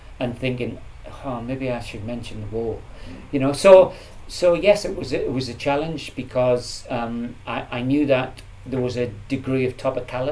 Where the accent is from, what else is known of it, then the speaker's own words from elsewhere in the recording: Jarrow, North East England, United Kingdom; moved away; also born or lived in Manchester; I grew up in Jarrow in a very depressed part of the Northeast.